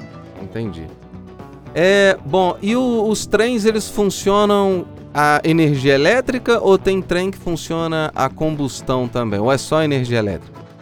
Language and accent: Portuguese; São João del-Rei, Minas Gerais, Brazil; Eu sou de São João del Rei uhum. e eu fui criado é, viajando de trem.